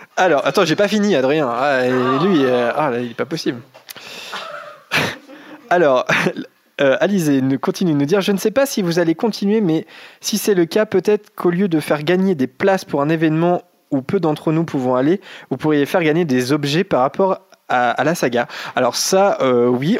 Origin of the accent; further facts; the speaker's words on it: Normandy, France; on n'est pas de Picardie, on vient de Caen, enfin, on enregistre à Caen, on est normand